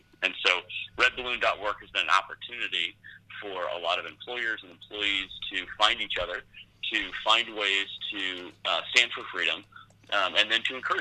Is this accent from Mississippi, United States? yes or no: no; San Francisco, California, United States; I grew up in the San Francisco Bay Area.